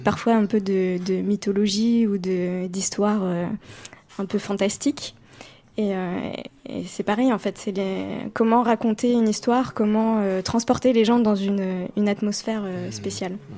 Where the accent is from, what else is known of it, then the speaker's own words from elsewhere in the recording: Paris, Île-de-France, France; je suis parisienne